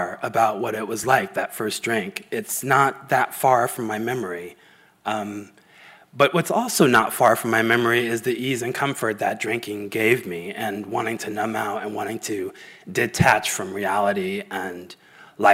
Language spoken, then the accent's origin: English; San Diego, California, United States; I grew up in San Diego in the 70s